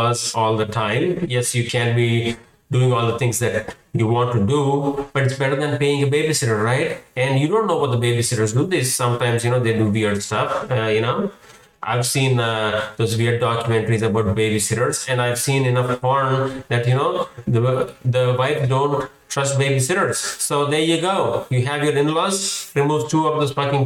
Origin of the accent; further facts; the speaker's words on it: India; moved away as an adult; now in United States; growing up in India